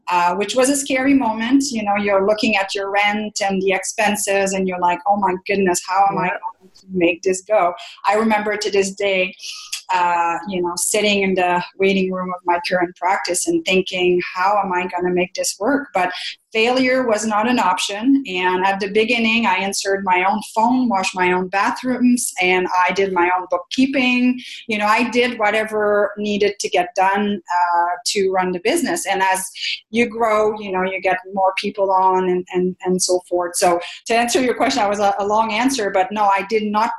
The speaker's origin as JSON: {"language": "English", "country": "Canada", "also_born_or_lived": "Ottawa", "first_language": "French", "second_language": "English", "said": "I'm French Canadian. I did not speak a word of English."}